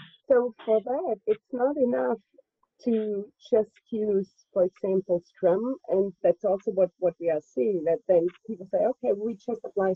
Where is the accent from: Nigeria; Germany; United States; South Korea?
Germany; I'm from Germany